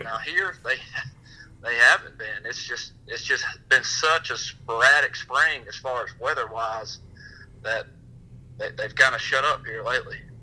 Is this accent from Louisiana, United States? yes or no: no; Birmingham, Alabama, United States; I'm from Birmingham